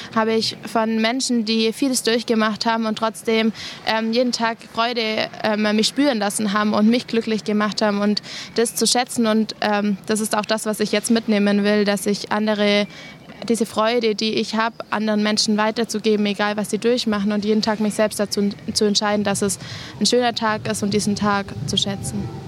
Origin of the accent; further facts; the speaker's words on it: Germany; bei uns in Deutschland